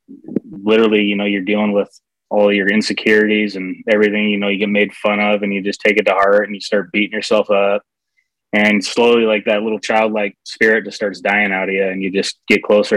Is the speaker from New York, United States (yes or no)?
no; Seattle, Washington, United States; I grew up in the Seattle area